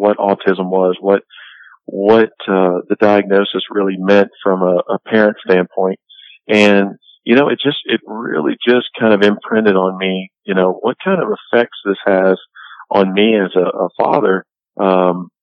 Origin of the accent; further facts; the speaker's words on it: Louisiana, United States; Born and raised in Louisiana, so I went to LSU, just like any old good Louisiana boy would.